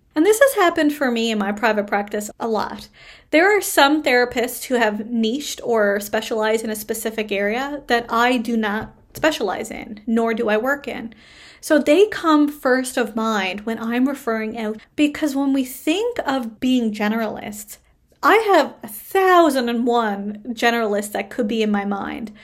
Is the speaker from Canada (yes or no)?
yes; Canada; I am a Canadian social worker